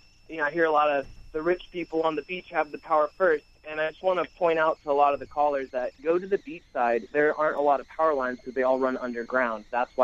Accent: Florida, United States; I was born and raised in Florida and lifelong resident.

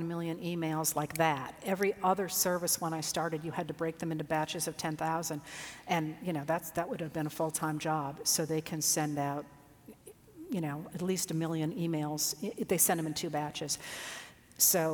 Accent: Maine, United States; also born or lived in Illinois; I was not born in Maine. I was actually born in Illinois, but grew up in Maine

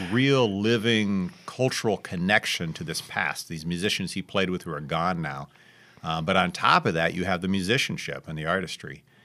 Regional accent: Dayton, Ohio, United States; moved away as an adult; also born or lived in Cincinnati, Ohio / St. Louis, Missouri; now in Clarksdale, United States; I grew up in Dayton, Ohio, went to school in Cincinnati, went back to Dayton

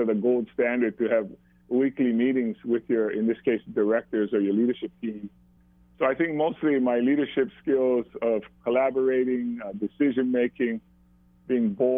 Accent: Maui, Hawaii, United States; live here on Maui when I grew up

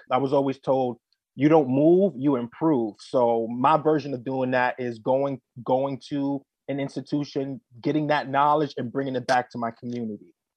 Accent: New York City, New York, United States; my humble story begins in the South Bronx. I was, you know, raised there in Mitchell Projects

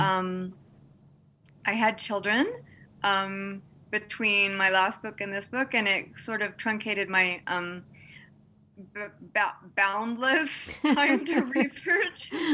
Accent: Texas, United States; moved away; also born or lived in Montana; I grew up in Texas, and um, mesquite trees abounded where I lived

